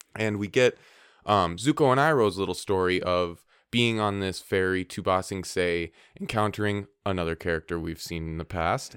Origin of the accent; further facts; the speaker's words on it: Minnesota, United States; I'm from Minnesota